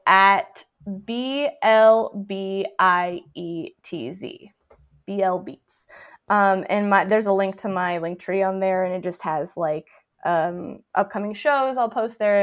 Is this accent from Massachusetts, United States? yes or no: no; near Deadwood, South Dakota, United States; I grew up near Deadwood, South Dakota